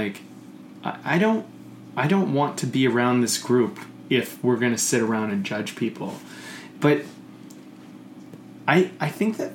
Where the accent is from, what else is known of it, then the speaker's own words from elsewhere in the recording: Coquitlam, British Columbia, Canada; where I grew up in Coquitlam